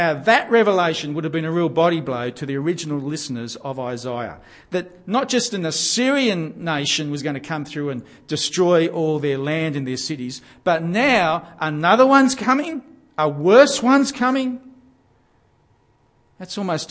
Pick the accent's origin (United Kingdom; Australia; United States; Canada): Australia; Gosford, New South Wales; I grew up in Gosford on the central New South Wales coast